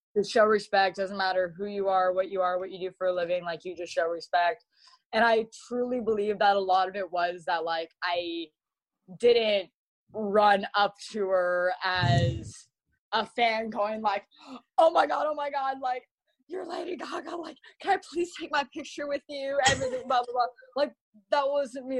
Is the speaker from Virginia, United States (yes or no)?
no; Malibu, California, United States; also born or lived in Texas; growing up um, in Malibu, I my mom went to school with celebrities.